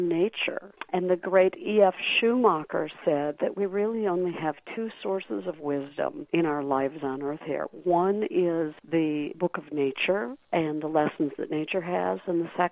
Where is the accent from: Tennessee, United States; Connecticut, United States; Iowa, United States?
Iowa, United States; Cresco; moved away; I was raised Lutheran in Cresco, Iowa